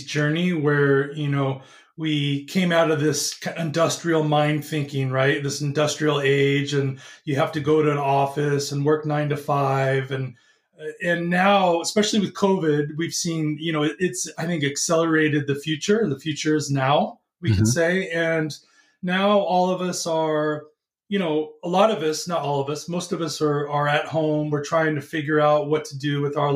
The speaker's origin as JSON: {"language": "English", "region": "California", "country": "United States", "said": "I am from California"}